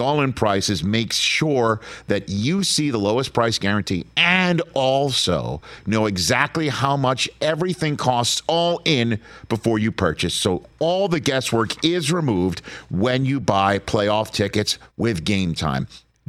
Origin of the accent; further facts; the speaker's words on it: Pennsylvania, United States; Don't call me somebody from the East Coast. I'm Western PA.